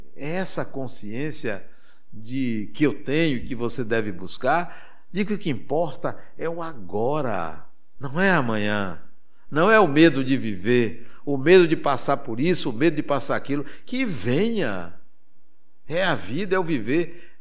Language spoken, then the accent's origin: Portuguese; Brazil; eu sou brasileiro